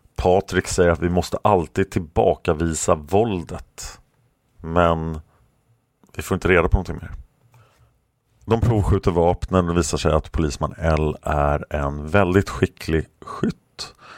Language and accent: Swedish; Sweden; som svensk